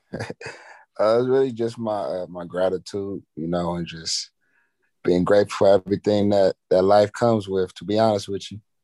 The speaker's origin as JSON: {"language": "English", "town": "Pasadena", "region": "California", "country": "United States", "tie": "born or raised there", "moved": "yes", "said": "my hometown, Pasadena"}